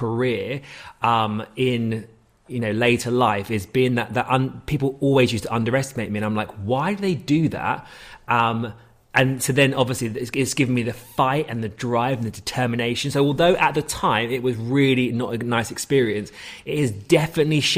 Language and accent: English; Hayes, London, United Kingdom; I'm from Hayes and Harlington